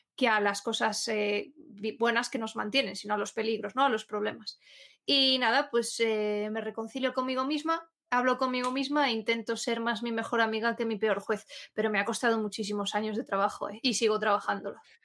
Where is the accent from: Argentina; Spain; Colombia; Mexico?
Spain; Asturias; Asturias, yo soy asturiana